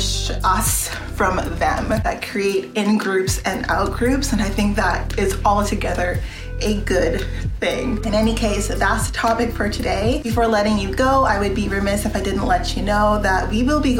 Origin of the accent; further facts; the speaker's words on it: Canada; my interests as a Canadian citizen